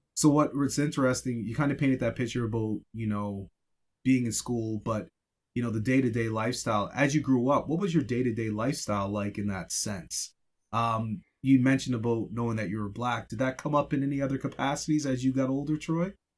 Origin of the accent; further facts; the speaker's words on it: Yarmouth, Nova Scotia, Canada; moved away; growing up in Yarmouth